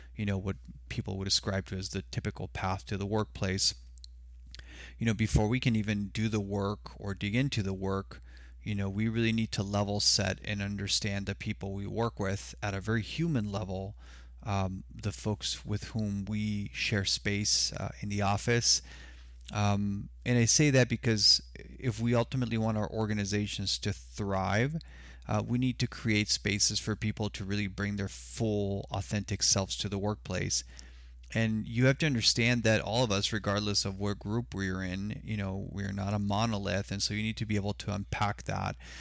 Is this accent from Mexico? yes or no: yes; Sonora, Mexico; now in Tucson, United States; I was born in Mexico, so I identify as Mexicano. Uh, my mom and I immigrated to the U S in the late nineteen eighties